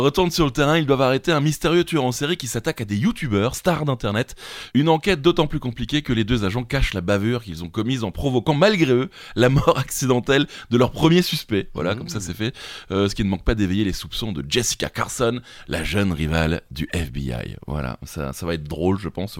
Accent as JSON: {"language": "French", "country": "France", "accent": "French", "said": "mon accent français"}